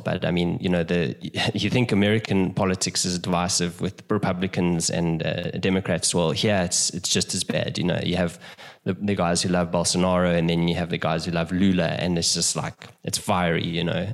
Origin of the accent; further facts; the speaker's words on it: South Africa; moved away as an adult; also born or lived in London; now in Brazil; I'm originally from South Africa